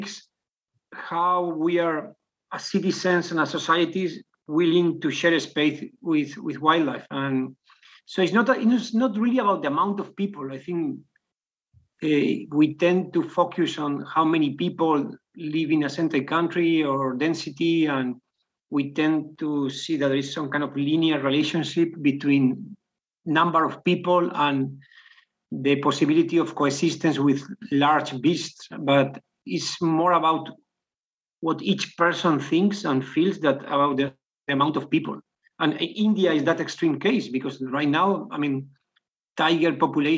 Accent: Spain; moved away as an adult; Spain, which is my hometown

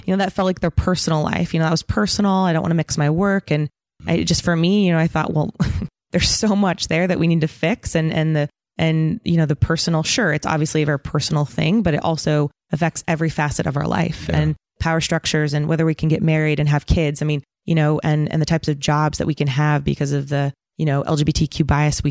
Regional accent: San Diego, California, United States; also born or lived in Hesperia, California / San Francisco, California; I grew up in San Diego and a place called Hesperia, Inland Empire

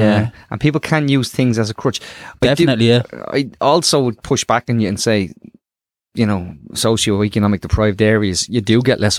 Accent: Dublin, Leinster, Ireland; I came from Ballymun

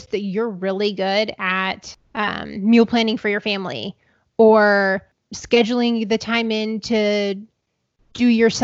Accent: Ohio, United States; where I'm from Ohio

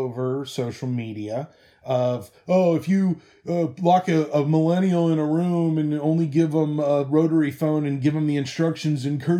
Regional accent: Cincinnati, Ohio, United States; moved away as an adult; now in Seattle, United States; we're currently living in Seattle, Washington. We're originally from Cincinnati, Ohio. We've been living out here four-ish years.

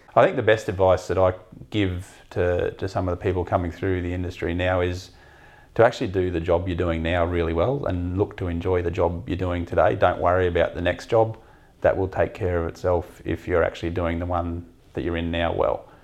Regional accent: Mount Isa, Queensland, Australia; also born or lived in Melbourne; I grew up in Mount Isa, so I was exposed to the mining industry almost from sort of day one at school

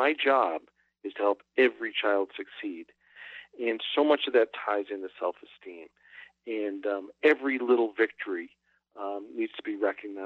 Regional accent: Boston, Massachusetts, United States; I grew up in Greater Boston

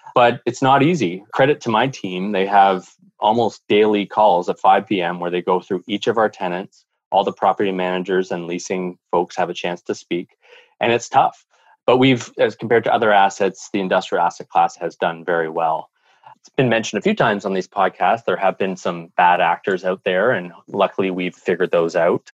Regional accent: Canada; in Canada, with our climate

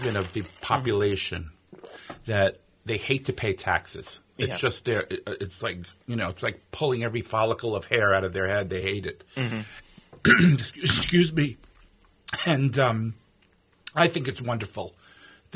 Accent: New York City, New York, United States; now in Minnesota, United States; I was born in New York City

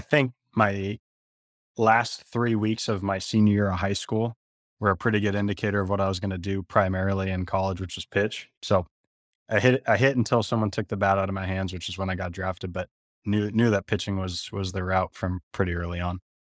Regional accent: San Jose, California, United States; I grew up in San Jose, California, played at San Jose State

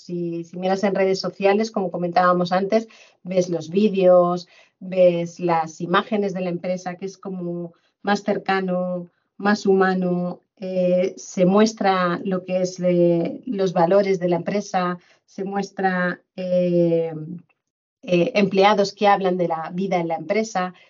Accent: Madrid, Community of Madrid, Spain; moved away as an adult; also born or lived in Fuerteventura / Benidorm; now in Mallorca, Spain; volví a mi tierra natal y, en Madrid

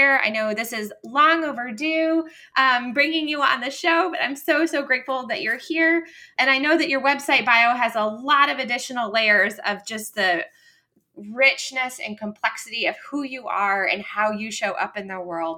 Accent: Rochester, New York, United States; Rochester, New York, which I love because we've talked about that's my hometown

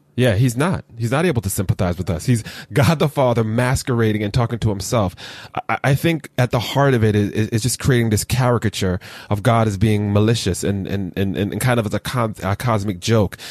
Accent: Jamaica; a Jamaican who has multiple jobs

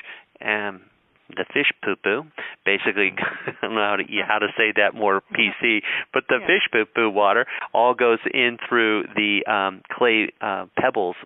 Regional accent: Colorado, United States; I grew up in Colorado

